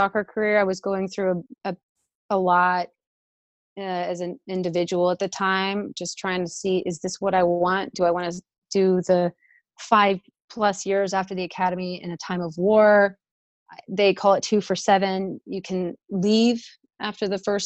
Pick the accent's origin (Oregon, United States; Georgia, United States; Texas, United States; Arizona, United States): Texas, United States; Arlington; moved away as an adult; growing up in Texas, where things are a little bit more older